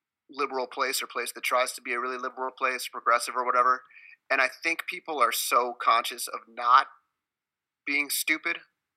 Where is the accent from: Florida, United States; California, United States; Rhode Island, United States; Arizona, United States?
California, United States; Los Angeles; now in Boston, United States; I'm from Los Angeles